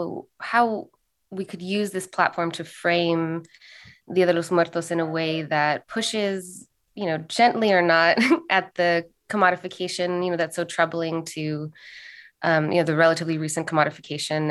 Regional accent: Los Angeles, California, United States; also born or lived in Santa Cruz, California; I was born in Santa Cruz. I was raised in Los Angeles

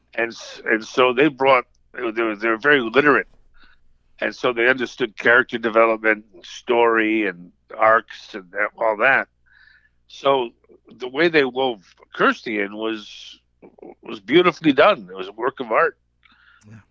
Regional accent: United States; growing up on Long Island Sound

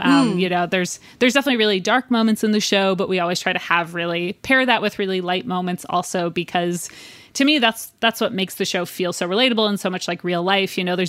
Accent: New Jersey, United States; We're both from New Jersey, both come from religious families.

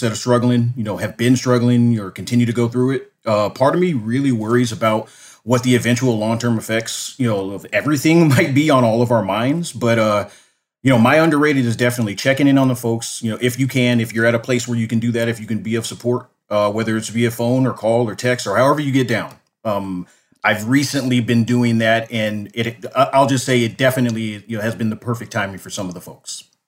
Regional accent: Los Angeles, California, United States; moved away as an adult; now in Tucson, United States; I grew up in Los Angeles at, you know, during the eighties and nineties

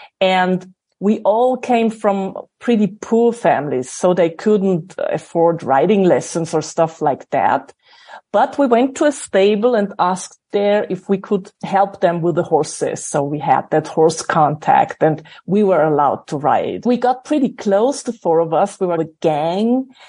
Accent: Salzburg, Austria; I grew up in a little village next to Salzburg. For American thinking, Salzburg is a village.

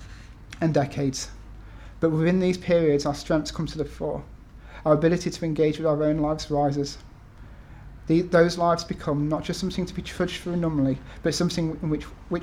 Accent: North East Lancashire, North West England, United Kingdom; moved away; also born or lived in Nottingham; North East Lancashire

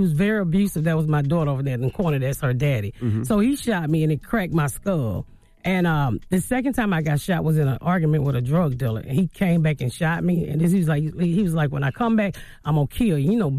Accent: Atlanta, Georgia, United States; Born and raised in Atlanta, the inner city.

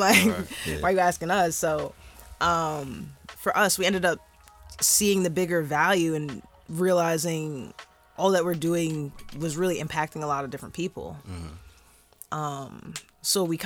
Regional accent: Washington Township, New Jersey, United States; I'm from Washington Township

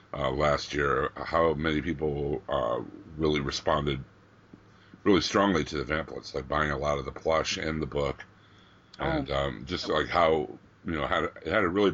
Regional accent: Pittsburgh, Pennsylvania, United States; I'm from Pittsburgh

